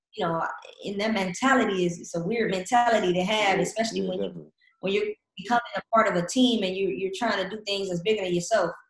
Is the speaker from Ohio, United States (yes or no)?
yes; Cleveland, Ohio, United States; moved away as an adult; also born or lived in Finland / Germany; coming from Cleveland and the area that I come from